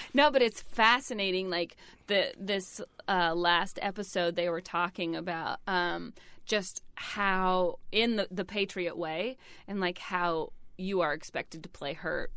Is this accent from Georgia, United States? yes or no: yes; Georgia, United States; moved away; I didn't make it to Atlanta because it was, you know, kind of my home state